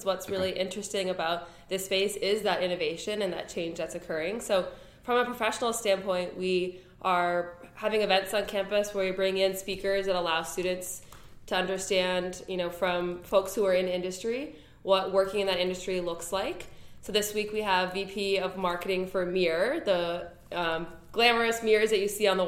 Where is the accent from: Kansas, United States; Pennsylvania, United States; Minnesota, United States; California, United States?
Minnesota, United States; Minneapolis; moved away as an adult; also born or lived in Washington, D.C.; now in Ann Arbor, United States; I am originally from Minneapolis, Minnesota